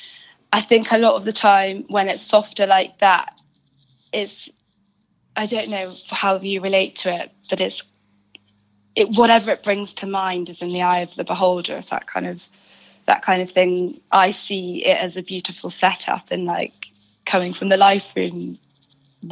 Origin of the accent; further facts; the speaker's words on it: United Kingdom; being British